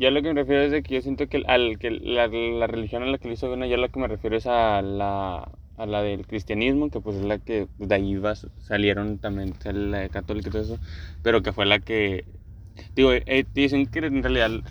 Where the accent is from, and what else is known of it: Mexico